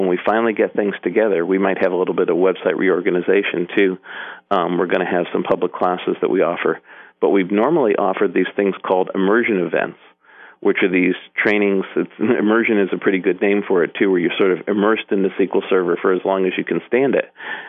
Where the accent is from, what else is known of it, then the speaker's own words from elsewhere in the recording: Hartford, Connecticut, United States; moved away as an adult; also born or lived in Norwalk, Connecticut / Boston / Seattle; now in Portland, United States; I originally was born in Norwalk, but I lived most of my life around the Hartford area.